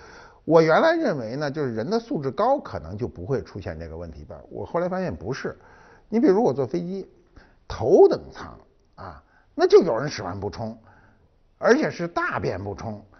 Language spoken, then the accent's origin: Chinese; China; 这涉及一个公共问题，就是我们中国人啊，都是把自个儿家弄特好。